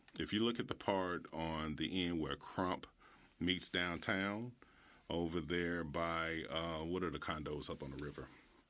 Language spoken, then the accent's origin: English; Memphis, Tennessee, United States; Originally born in South Memphis, I attended A.B. Hill Elementary on Latham. And years later, my parents moved to Whitehaven, and I went to Hillcrest High School from 7th through 12th.